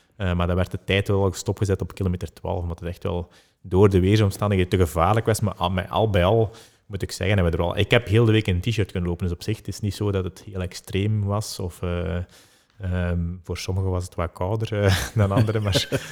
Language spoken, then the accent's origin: Dutch; Belgium; we als Belgen